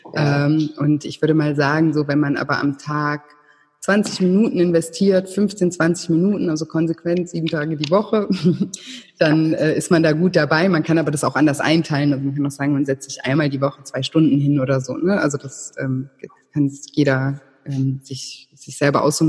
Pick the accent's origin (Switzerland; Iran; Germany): Germany; Konstanz, Baden-Württemberg; now in Thailand; ich komme vom Bodensee, aus Konstanz